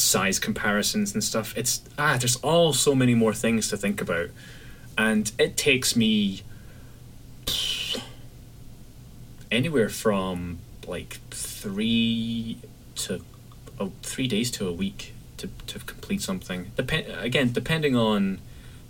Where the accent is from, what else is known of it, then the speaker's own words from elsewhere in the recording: Scotland, United Kingdom; from Scotland